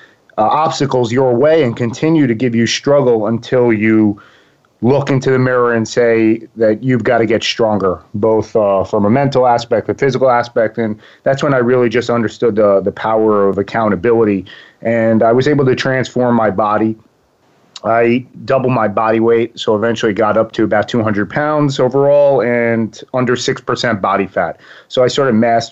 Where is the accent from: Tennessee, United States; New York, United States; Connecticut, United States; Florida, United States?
New York, United States; Long Island; accent: East Coast; now in Boca Raton, United States; I'm from Long Island, New York